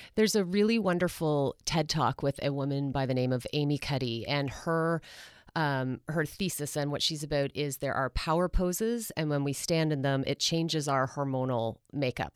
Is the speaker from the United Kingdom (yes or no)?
no; Canada